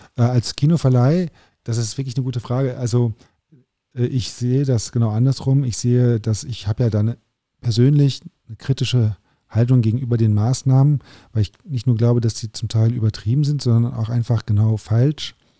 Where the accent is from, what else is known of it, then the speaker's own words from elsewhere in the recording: Germany; also born or lived in Paris, France; natürlich bin ich Deutscher und habe einfach auch viel Deutsches